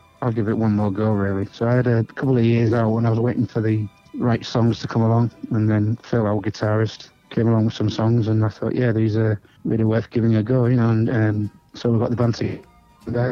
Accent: Hull, Yorkshire and the Humber, United Kingdom; growing up in Hull in the 60s, and it's basically where I was born, where I was brought up

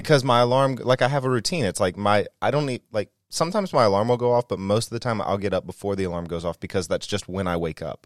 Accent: the South, United States; moved away; growing up in the South

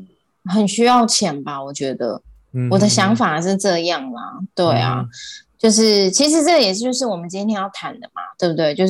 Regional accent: Taiwan; 就是我们台对我们台湾人很多会到澳洲去打工留学

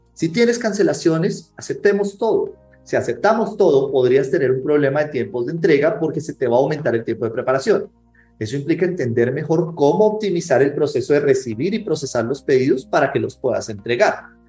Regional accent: Colombia; accent: Colombian; colombiano, como se pueden dar cuenta por el acento.

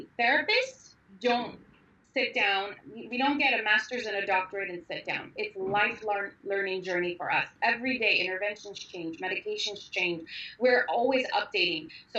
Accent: Armenia; moved away; I was born and raised in Armenia in the worst times possible

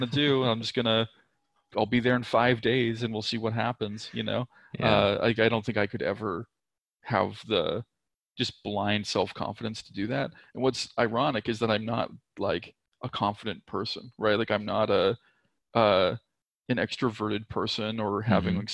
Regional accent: Nova Scotia, Canada; moved away as an adult; also born or lived in Vancouver; I grew up in Nova Scotia, which for anybody that's unfamiliar is like by Maine

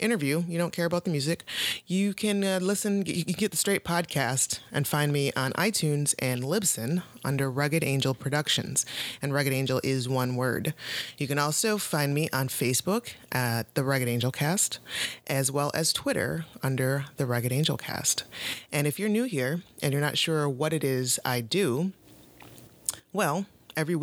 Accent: Toledo, Ohio, United States; now in Pittsburgh, United States; I am originally from Ohio, from Toledo, Ohio

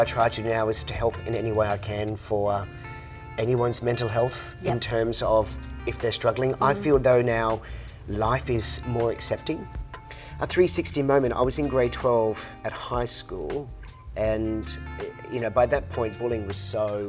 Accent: Queensland, Australia; in Australia, especially in my home state

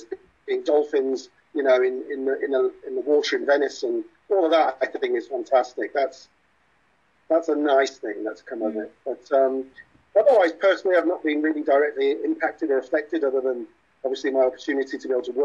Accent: Wales, United Kingdom; I'm a Welsh actor myself

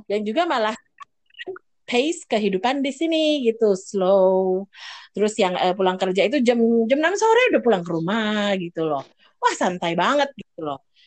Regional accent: Jakarta, Indonesia; moved away as an adult; now in Ireland; saya kan dari Jakarta ya. Eh, dari Jakarta, kota besar, langsung tinggal di Irlandia

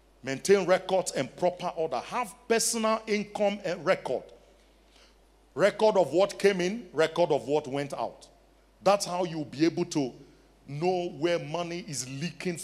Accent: Nigeria; now in South Africa; I'm Nigerian

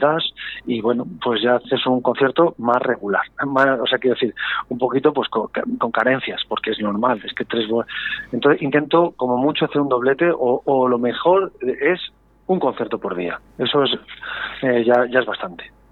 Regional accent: Valladolid, Castile and León, Spain; yo soy muy muy pucelano, muy vallisoletano

